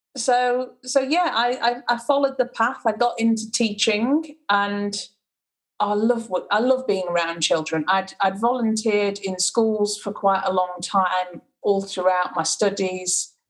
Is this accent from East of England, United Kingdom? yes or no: no; Sheffield, Yorkshire and the Humber, United Kingdom; also born or lived in Macclesfield, England; I was born in Macclesfield in in the UK and moved to Sheffield when I was about four. So my whole life, I've pretty much been in Sheffield.